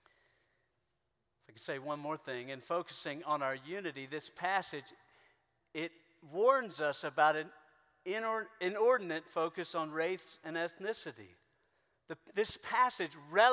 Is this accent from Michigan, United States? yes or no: no; South Carolina, United States; I grew up in South Carolina.